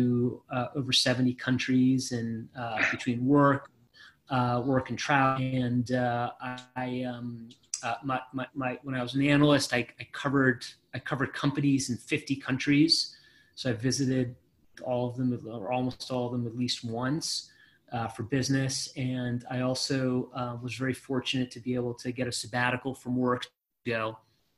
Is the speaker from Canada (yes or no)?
no; Israel; moved away; I was born in Israel and served in the Israeli military